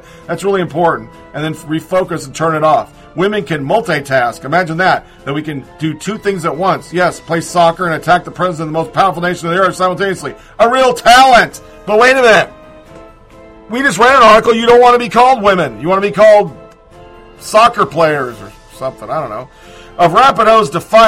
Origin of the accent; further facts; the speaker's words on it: United States; I'm an American